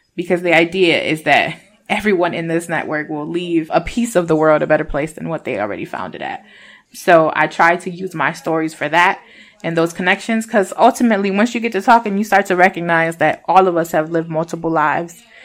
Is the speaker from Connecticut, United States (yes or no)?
no; Rochester, New York, United States; also born or lived in Puerto Rico; I'm from Rochester, New York, but I was born in Puerto Rico. My parents migrated here when I was a itty bitty baby. I was almost three.